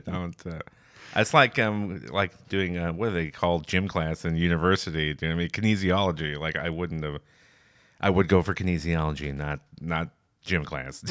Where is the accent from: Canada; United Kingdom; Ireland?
Canada; near London, Ontario; now in Toronto, Canada; I grew up a, in a town just outside of London, Ontario